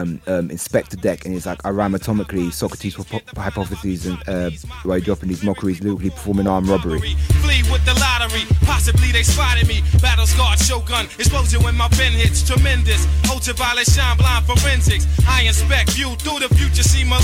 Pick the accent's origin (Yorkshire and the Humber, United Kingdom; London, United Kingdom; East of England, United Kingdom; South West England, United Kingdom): London, United Kingdom; because I grew up with grime, I come from East London.